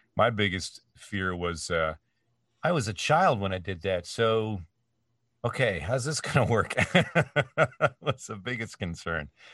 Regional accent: Canada; moved away as an adult; now in United States; my home country of Canada

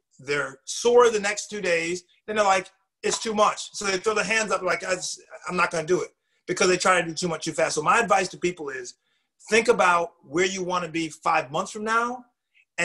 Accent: New England, United States; I'm a New Englander, you know, I'm from New England

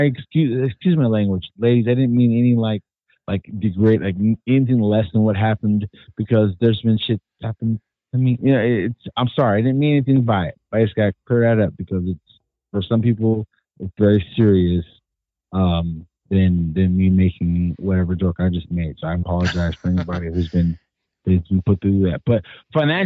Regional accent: California, United States; I'm from California

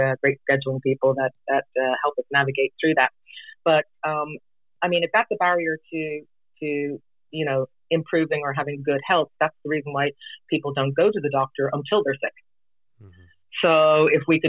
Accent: Ireland; also born or lived in England / Florida; now in Juneau, United States; I was actually born and raised in Ireland, and I lived in England as well for a period of 4 years.

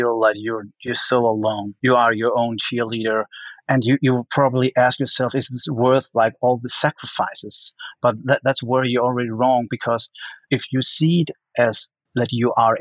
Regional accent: Denmark; moved away as an adult; now in Los Angeles, United States; I only had like 1 year back in my home country, Denmark, doing my art

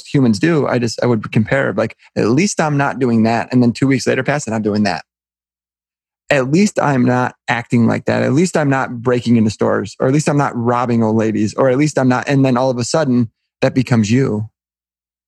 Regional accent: Southeast Michigan, United States; I grew up in the Midwest. I live probably 15 minutes from where I was born and raised. So very local, in Southeast Michigan.

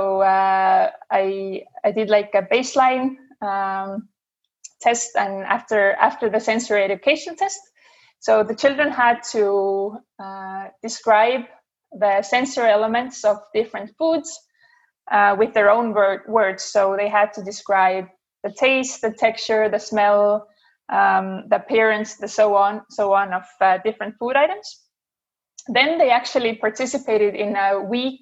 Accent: Estonia; moved away; also born or lived in Denmark; I'm originally from Estonia

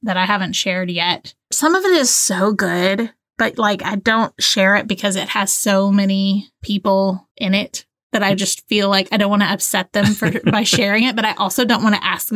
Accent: Tennessee, United States; I was from Tennessee

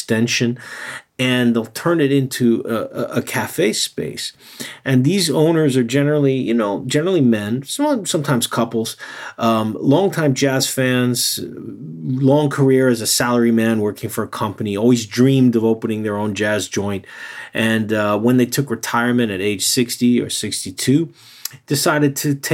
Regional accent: New York City, New York, United States; now in Japan; I'm from Brooklyn

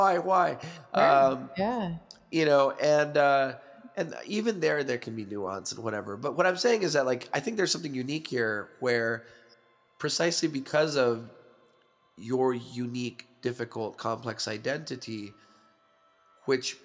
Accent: United States; now in Canada; I'm Mexican American, neither Mexican nor American. I live in Canada

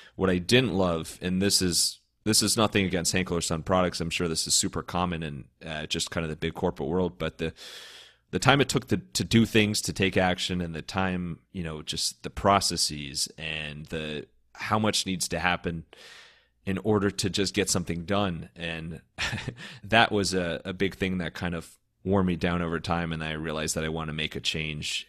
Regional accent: Cleveland, Ohio, United States; moved away as an adult; Born and raised in Cleveland, uh, lived there up until college

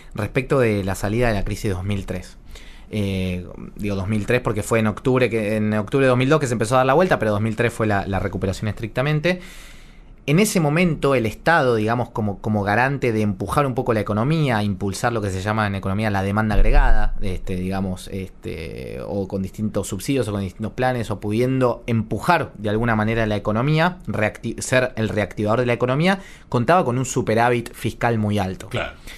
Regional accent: Argentina; nuestros salarios son cero

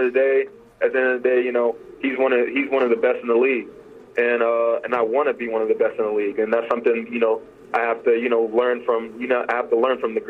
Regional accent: Nashville, Tennessee, United States; my hometown where I grew up, where I went to school

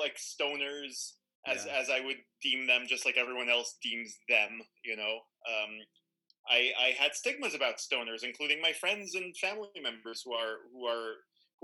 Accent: Tel Aviv, Tel Aviv District, Israel; moved away as an adult; I'm Israeli. I grew up in Tel Aviv

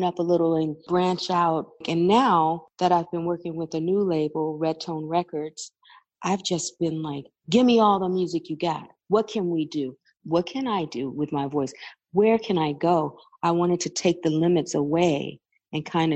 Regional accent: Flint, Michigan, United States; moved away as an adult; also born or lived in Louisiana; now in Bay Area, United States; I grew up in Flint, Michigan

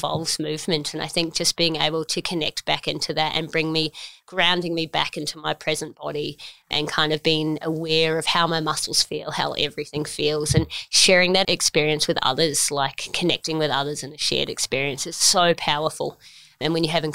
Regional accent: New Zealand; now in Australia; I grew up in New Zealand. I'm a proud Kiwi.

